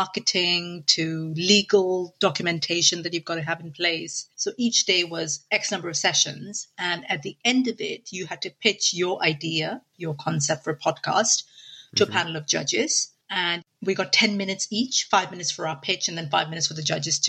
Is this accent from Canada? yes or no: no; India; moved away; I grew up in India in a very traditional